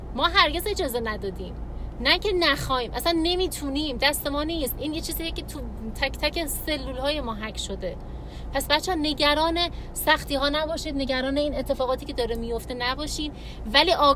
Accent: Iran; ما همچنان ایرانیم

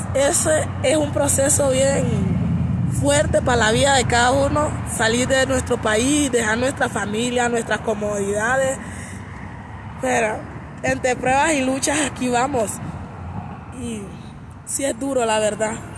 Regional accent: Río Esteban, Colón, Honduras; moved away as an adult; now in Mexico; Yo soy de Honduras, de la comunidad de Río Esteban, de Colón

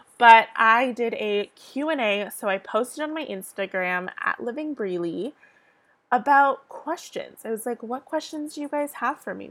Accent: San Diego, California, United States; I'm from San Diego, California.

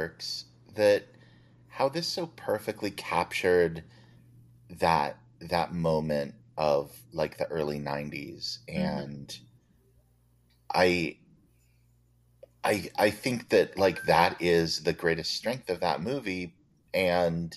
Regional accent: Provo, Utah, United States; so many people we grew up with in Provo

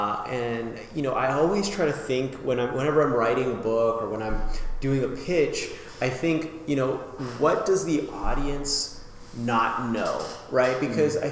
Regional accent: Las Vegas, Nevada, United States; now in Philadelphia, United States; back in Vegas where I grew up

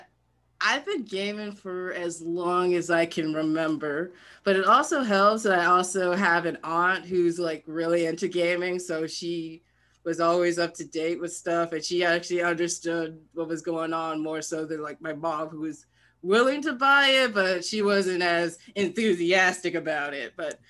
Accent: Lithonia, Georgia, United States; Lithonia, Georgia.

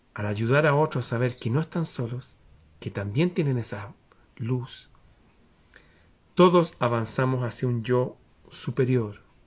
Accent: Chile

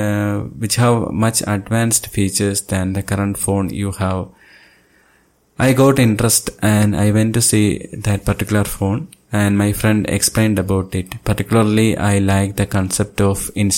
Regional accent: Thiruvananthapuram, Kerala, India; I am from Thiruvananthapuram, Kerala state.

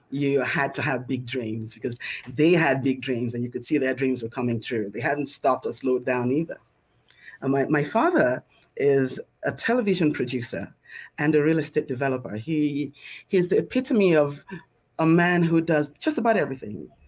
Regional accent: Lagos, Nigeria; I usually start by saying that I'm a little Lagos girl who's grown up around the world. I was born in Lagos, Nigeria. It's a beautiful island in West Africa.

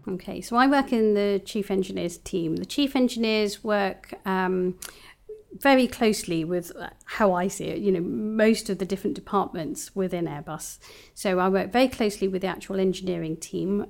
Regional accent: London, United Kingdom; moved away as an adult; also born or lived in Bristol; I was born and bred in London

